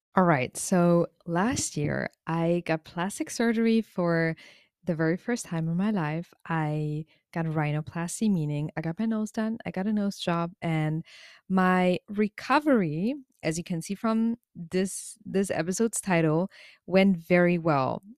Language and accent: English; Germany; as someone growing up in Germany